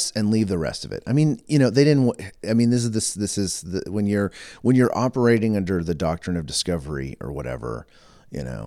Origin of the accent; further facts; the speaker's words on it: United States; also born or lived in Texas-Oklahoma; now in Edmonton, Canada; I'm American